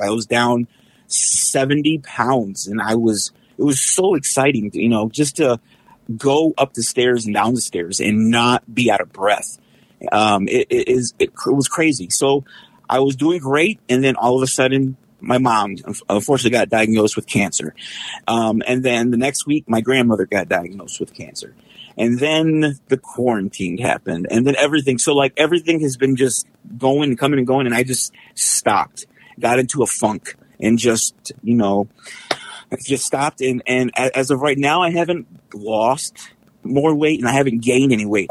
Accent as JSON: {"language": "English", "town": "San Antonio", "region": "Texas", "country": "United States", "moved": "yes", "lives_now": "Detroit, United States", "said": "I'm originally from San Antonio and, uh, moved here, um, to be closer to my family about twenty years ago"}